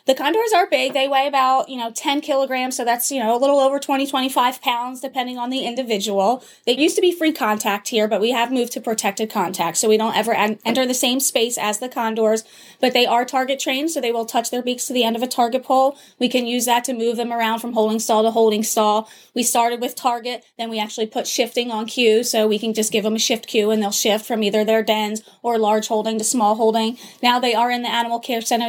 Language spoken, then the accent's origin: English; New Jersey, United States; moved away as an adult; also born or lived in Minnesota; I grew up in South Jersey